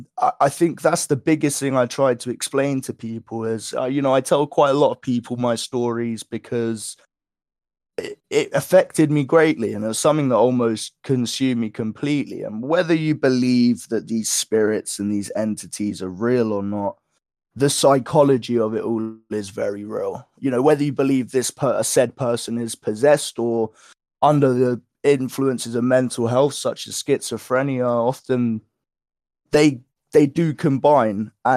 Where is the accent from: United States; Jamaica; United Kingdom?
United Kingdom; England; So throughout my life, I live in England, so I'm from England. I'm 21 years of age